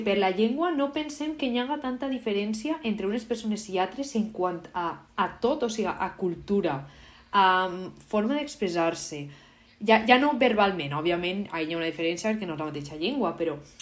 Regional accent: Valencian Community, Spain; first language Valencian; com a valenciana

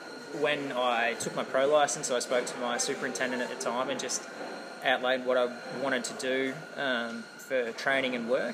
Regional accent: Albury, New South Wales, Australia; I grew up in Albury.

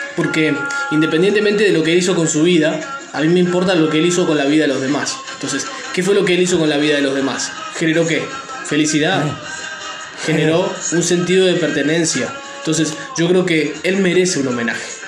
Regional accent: Argentina; cuando salimos campeones

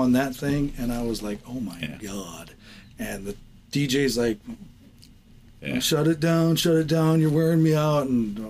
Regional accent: Fort Ripley, Minnesota, United States; moved away; I'm originally from Fort Ripley, Minnesota, joined the Marine Corps in 1991 on September 11th.

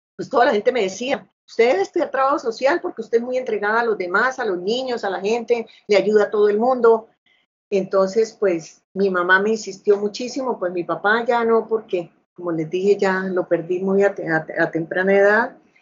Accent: Bucaramanga, Santander, Colombia; yo nací acá en Bucaramanga, o sea, soy santanderiana

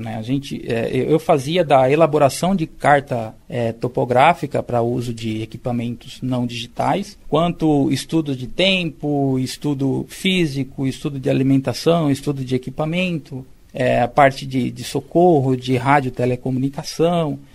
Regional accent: Martinópolis, São Paulo, Brazil; moved away as an adult; eu vivi no interior, né, sou de Martinópolis, interior de São Paulo, até os meus 18 anos, e foi uma vida praticamente rural

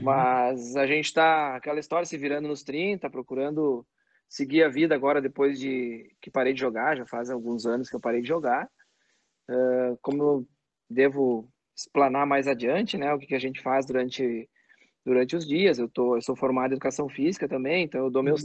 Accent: Caxias do Sul, Rio Grande do Sul, Brazil; born or raised there; also born or lived in Farroupilha

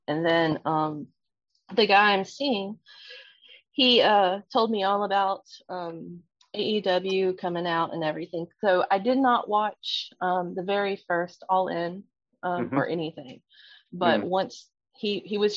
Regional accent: Central North Carolina, United States; I am from Central North Carolina in the south of the US

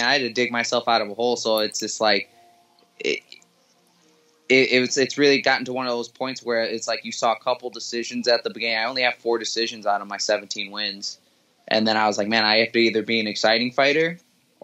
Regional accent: Milwaukee, Wisconsin, United States; I was born and raised in Milwaukee, Wisconsin

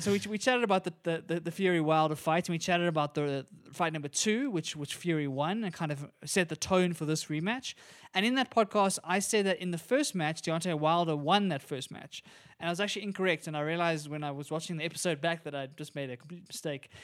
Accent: South Africa; as a South African

